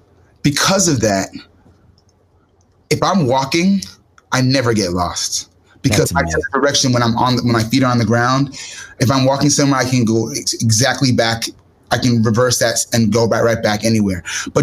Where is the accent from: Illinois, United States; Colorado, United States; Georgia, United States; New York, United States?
New York, United States; New York City; moved away as an adult; also born or lived in Boston; I grew up in Manhattan. So obviously New York is a big state and New York City is big too. But yeah. I literally grew up in the city, in the concrete jungle, Lower East Side Manhattan.